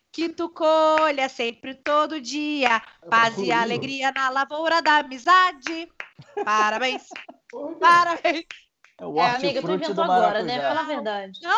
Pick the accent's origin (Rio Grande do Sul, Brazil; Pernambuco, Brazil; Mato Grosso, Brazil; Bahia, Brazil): Rio Grande do Sul, Brazil; Sim, eu sou do Rio Grande do Sul.